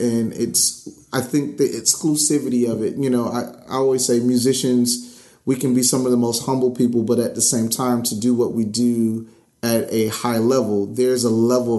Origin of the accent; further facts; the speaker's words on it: Miami, Florida, United States; moved away as an adult; now in Atlanta, United States; I'm not from Atlanta. I'm from Miami originally.